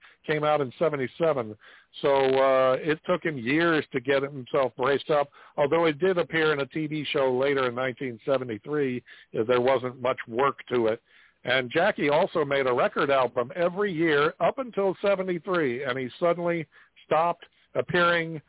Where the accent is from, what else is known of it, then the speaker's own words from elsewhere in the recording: Cape Girardeau, Missouri, United States; That was my hometown